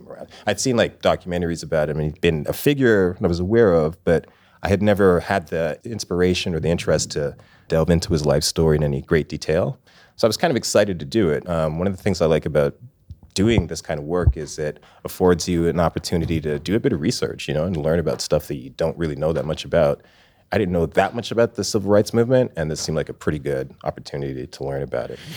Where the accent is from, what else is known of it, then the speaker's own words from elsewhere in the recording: Toronto, Ontario, Canada; also born or lived in England / Scarborough; I was born in England. I lived in England until I was five years old. Then we moved to we moved to the Toronto area.